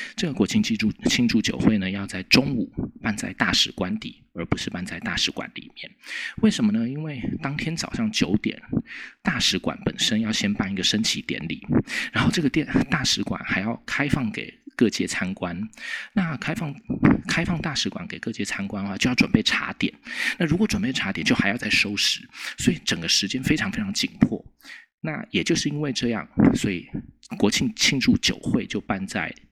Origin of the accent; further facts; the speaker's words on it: Taiwan; 我们台湾人最喜欢问的那种“这有什么用？”那种问题